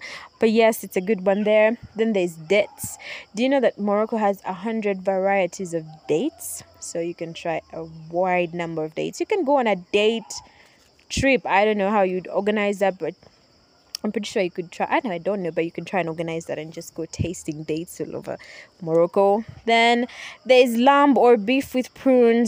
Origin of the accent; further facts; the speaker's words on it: Uganda; for us here in Uganda, because I'm from Uganda, I'm recording this in Uganda right now at the moment, I am home